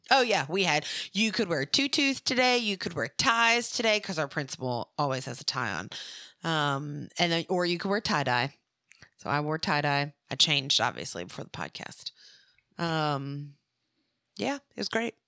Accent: Mobile, Alabama, United States; moved away; also born or lived in Louisiana; I was born and raised in Mobile, which is where Mardi Gras originated

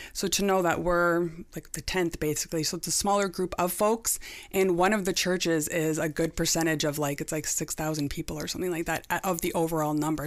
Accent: Niagara, Ontario, Canada; also born or lived in Pelham; I'm born and raised in Niagara

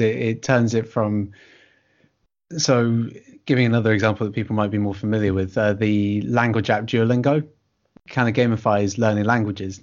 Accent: United Kingdom; we're both British writers

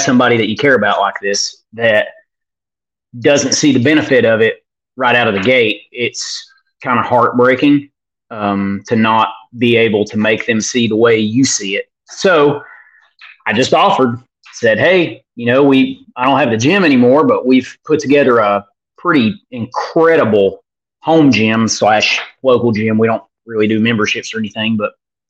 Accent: Northeast Tennessee, United States; accent: Hick

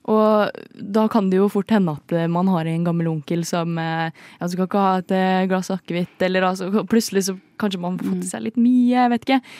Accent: Trøndelag, Norway; accent: trøndersk; moved away; jeg er oppvokst der. Eller ikke oppvokst, oppvokst, Jeg bodde der i noen år. Sju år.

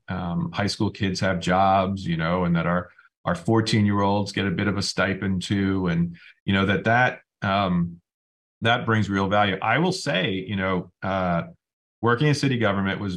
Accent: New Haven, Connecticut, United States; born or raised there

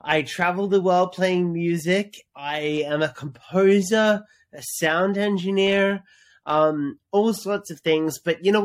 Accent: Australia; moved away as an adult; also born or lived in Hollywood, United States; I am an Australian citizen. I was born here, but I moved to America and lived 10 years in Hollywood

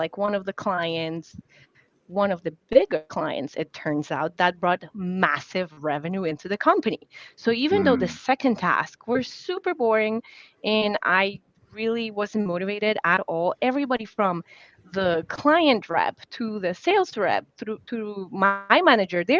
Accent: Poland; English is a second language; now in United States; as an immigrant, growing up in Poland, my communication style is very much different from the American communication style.

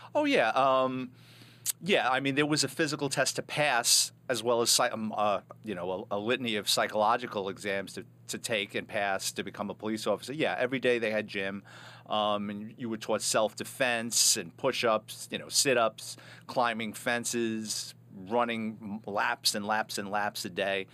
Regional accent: New York City, New York, United States; I'm a Bronx kid, born and raised in New York City

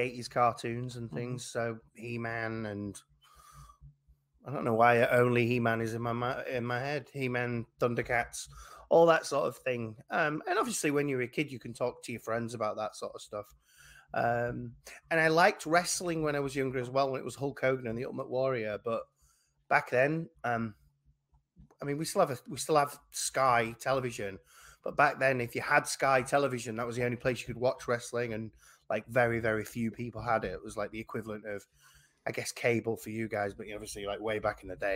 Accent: England, United Kingdom; obviously I'm an English person

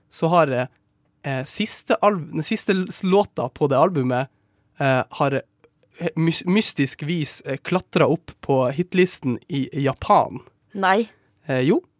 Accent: Sortland, Nordland, Norway; Hjembyen min

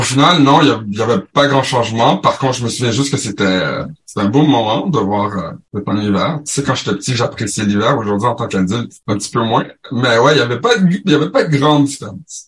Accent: Ottawa, Ontario, Canada; accent: mix of Québécois and Franco-Ontarian; also born or lived in Paris, France / Montreal, Quebec / Brossard, Quebec; je suis un gars d'Ottawa

